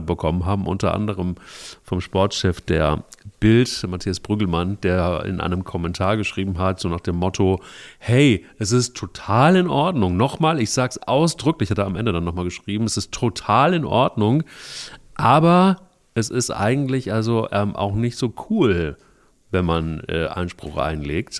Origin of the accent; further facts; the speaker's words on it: Hesse, Germany; bei uns in Hessen